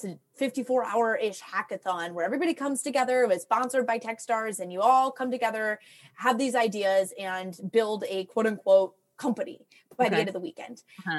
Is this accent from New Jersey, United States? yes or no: no; Toledo, Ohio, United States; So I grew up in Toledo, Ohio. And when I was living in Toledo